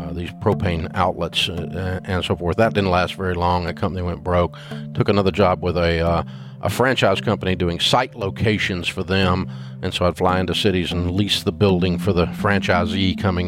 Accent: Nashville, Tennessee, United States; I grew up in Nashville

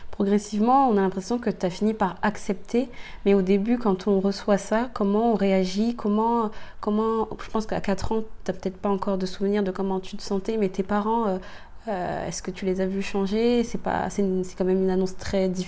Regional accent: Châtillon, Île-de-France, France; grandi à Châtillon, dans le sud de Paris.

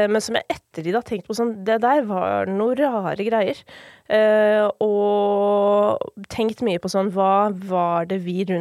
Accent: Kolbotn, Akershus, Norway; jeg var hjemme på Kolbotn i går, faktisk, fordi det er jo flere av mine familiemedlemmer som fortsatt bor der.

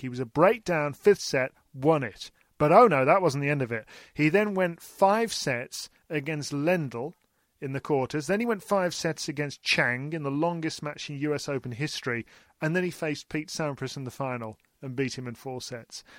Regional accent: United Kingdom; we're British

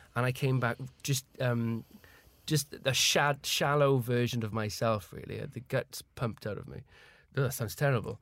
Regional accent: Caerphilly, Wales, United Kingdom; moved away as an adult; now in London, United Kingdom; I was from Caerphilly

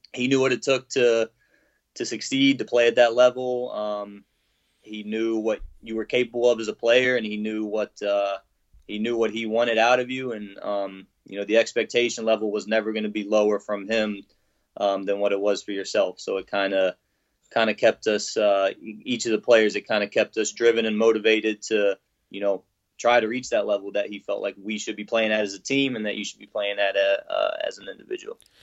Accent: Norfolk, Virginia, United States; I'm from Norfolk, Virginia

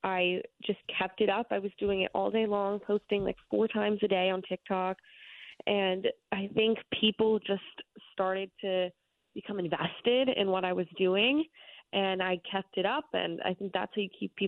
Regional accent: New York City, New York, United States; I grew up in New York City

